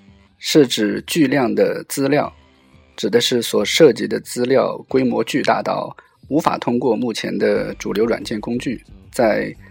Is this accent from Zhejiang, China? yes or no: yes; Ningbo, Zhejiang, China; 我们宁波人